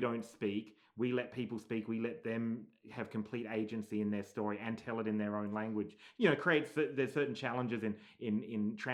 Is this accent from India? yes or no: no; Australia; now in United States; we're from Australia, living here in America